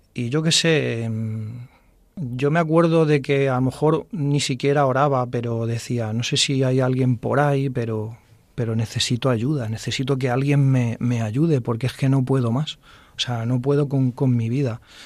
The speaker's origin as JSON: {"language": "Spanish", "town": "Fuensalida", "region": "Castilla-La Mancha", "country": "Spain", "tie": "born or raised there", "said": "Yo soy de Fuensalida"}